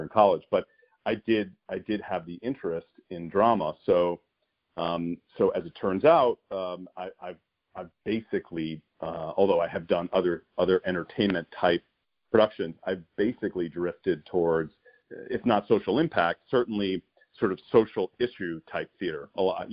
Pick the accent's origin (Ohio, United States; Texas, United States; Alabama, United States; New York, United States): New York, United States; New York City; I spent a few years in the Bronx before we moved further from New York City